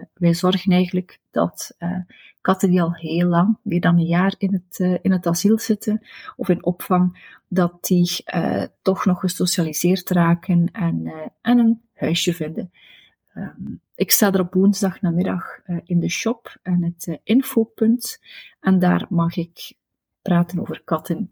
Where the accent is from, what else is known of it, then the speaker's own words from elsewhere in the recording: Destelbergen, Flanders, Belgium; Destelbergen, waar ik ben opgegroeid